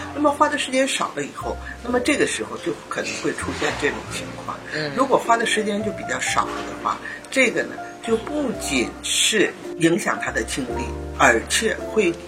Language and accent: Chinese; China; 我们中国人自己现在总是说中美两个大国啊